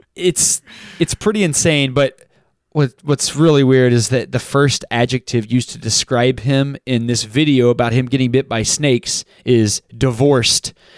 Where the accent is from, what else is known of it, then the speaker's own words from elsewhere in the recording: Texas, United States; I grew up in Texas